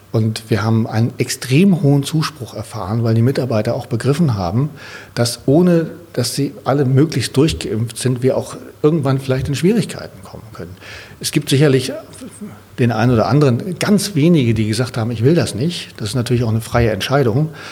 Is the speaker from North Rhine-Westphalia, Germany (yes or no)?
no; Sylt, Schleswig-Holstein, Germany; now in Berlin, Germany; an die Nordsee, da wo ich herkomme ich liebe das da oben, das ist mein Zuhause